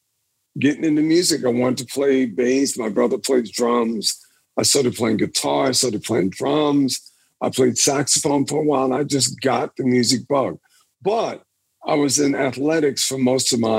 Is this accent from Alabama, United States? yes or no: no; Baton Rouge, Louisiana, United States; I was this kid growing up in Louisiana, man, in the hood down there